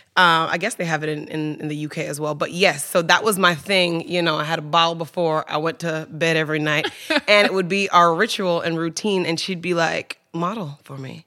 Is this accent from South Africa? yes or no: no; Kingston, Jamaica; also born or lived in New York; I was born in New York, but raised in Kingston, Jamaica